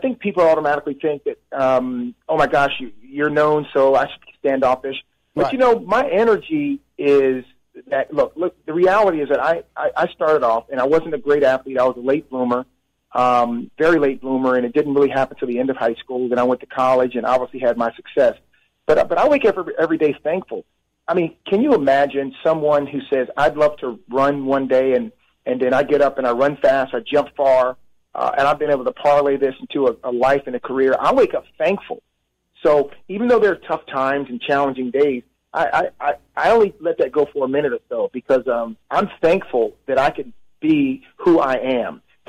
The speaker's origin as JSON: {"language": "English", "town": "Birmingham", "region": "Alabama", "country": "United States", "moved": "yes", "said": "Yeah, I was born in Birmingham, and my mother was born in Gadsden, Alabama. Father, Montgomery, and our whole family was from Alabama. So I'm from the South."}